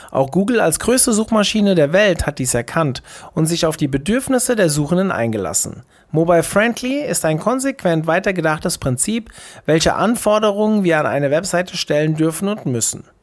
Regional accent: Essen, North Rhine-Westphalia, Germany; Dem Ruhrport emotional stark verbunden, zog ich nach meinem Studium zurück in meine Heimat Essen.

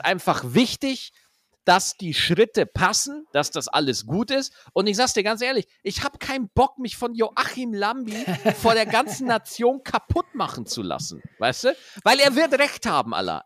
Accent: Schwarzach, Bavaria, Germany; bei uns in Schwarzach, in Niederbayern, da gibt es da halt das A3, das ist so die Dorfdiskothek da ist man halt jeden Freitag und jeden Samstag hingegangen

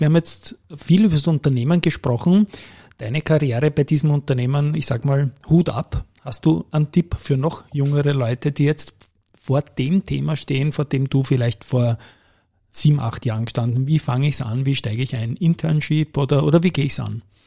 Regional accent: Austria; als Österreicher

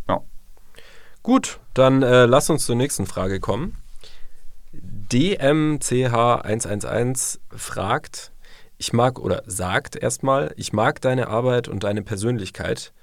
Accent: St. Georgen im Schwarzwald, Baden-Württemberg, Germany; Ich komme äh, aus St. Georgen im wunderschönen Schwarzwald

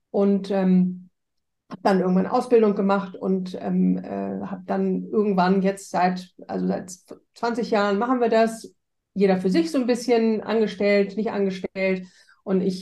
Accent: Hamburg, Germany; Ähm, ich komme ursprünglich aus Hamburg, ähm, deswegen auch an Vanessa, deswegen kennen wir uns auch so lange.

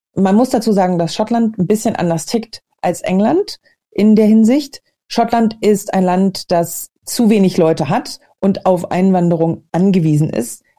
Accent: Hamburg, Germany; moved away as an adult; also born or lived in Berlin / Glasgow, Scotland; now in Scotland, United Kingdom; in Hamburg, in meiner alten Heimatstadt

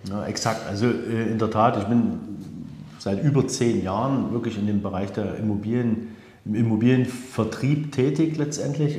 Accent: Dresden, Saxony, Germany; als Dresdner

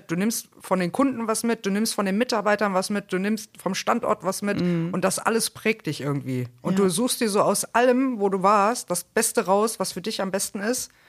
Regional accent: Bonn, North Rhine-Westphalia, Germany; now in Cologne, Germany; Und 2013 bin ich dann Marktmanagerin geworden, bin dann von Bonn nach Köln.

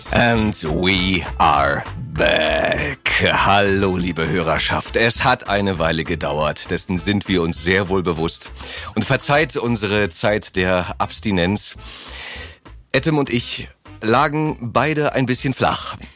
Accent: Germany; Wir sind so als Deutsche äh, so daran gewöhnt, dass alles alles für uns geregelt wird, habe ich oftmals das Gefühl.

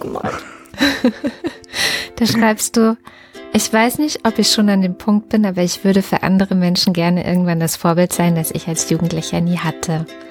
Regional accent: East Germany, Germany; ich bin jetzt in der DDR äh, groß geworden.

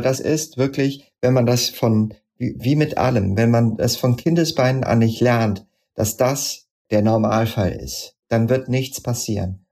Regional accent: edge of the Odenwald, Hesse, Germany; also born or lived in Darmstadt; ich bin am Rande des Odenwalds aufgewachsen und in einer Schule in Darmstadt gewesen

